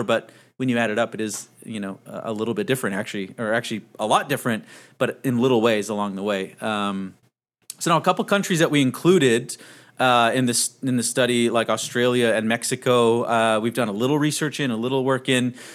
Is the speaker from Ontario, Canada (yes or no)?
no; Vancouver, British Columbia, Canada; moved away as an adult; now in Texas, United States; I'm Canadian in the U.S.